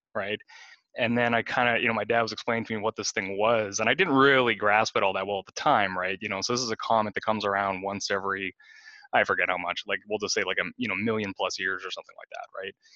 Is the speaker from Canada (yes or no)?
yes; Kenora, Ontario, Canada; I grew up in Kenora, Ontario